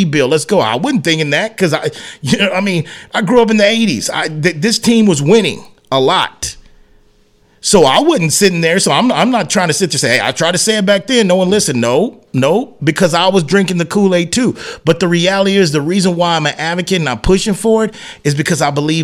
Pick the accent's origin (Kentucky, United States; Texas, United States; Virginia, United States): Texas, United States; San Antonio; growing up in South Texas, Central Texas, in San Antonio